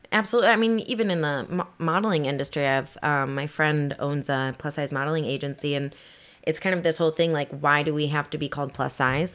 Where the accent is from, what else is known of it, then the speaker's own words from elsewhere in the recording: Kalamazoo, Michigan, United States; moved away as an adult; also born or lived in Detroit, Michigan; I'm from Kalamazoo, Michigan.